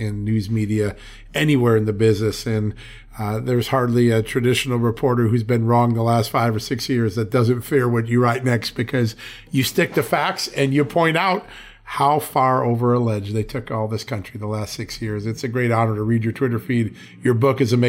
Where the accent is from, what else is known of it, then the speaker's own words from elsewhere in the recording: United States; as an American